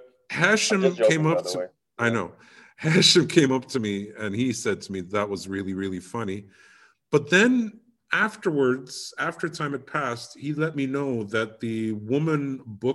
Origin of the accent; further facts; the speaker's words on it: United Kingdom; I'm British